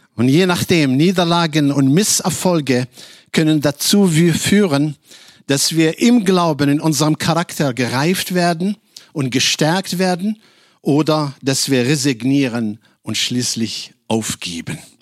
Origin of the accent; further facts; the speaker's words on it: Casablanca, Casablanca-Settat, Morocco; German is a second language; moved away as an adult; now in Germany; Ich komme ursprünglich aus Casablanca, Marokko